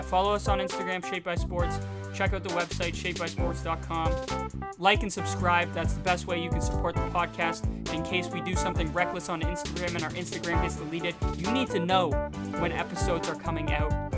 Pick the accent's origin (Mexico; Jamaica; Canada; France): Canada; We're, we're Canadian